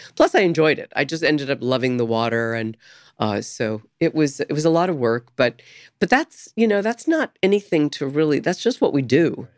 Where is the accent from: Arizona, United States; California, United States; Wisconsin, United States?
California, United States; San Diego; moved away; also born or lived in Topeka, Kansas / New York; I grew up in San Diego, so I was in the water a lot.